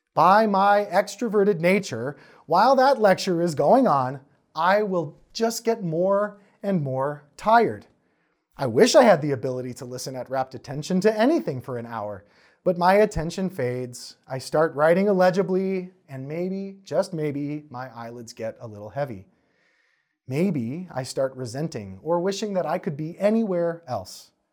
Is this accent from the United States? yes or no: yes; Wisconsin, United States; I'm from Wisconsin